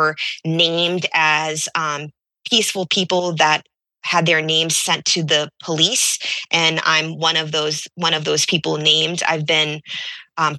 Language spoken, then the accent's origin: English; Peabody, Massachusetts, United States; also born or lived in Randolph, Massachusetts; I'm originally from Peabody, Massachusetts, but I lived in Randolph during the time.